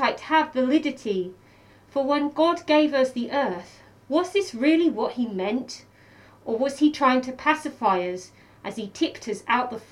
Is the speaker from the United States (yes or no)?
no; Welwyn Garden City, East of England, United Kingdom; moved away as an adult; also born or lived in Manchester, United Kingdom / Bristol, United Kingdom; now in Melbourne, Australia; So I'm from Welwyn Garden City, which is a small town north of London.